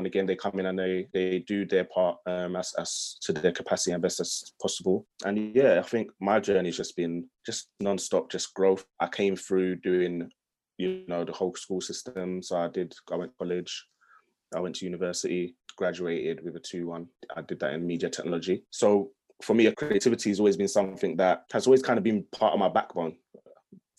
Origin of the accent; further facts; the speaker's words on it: London, United Kingdom; I grew up in London, I'm in an area called Hackney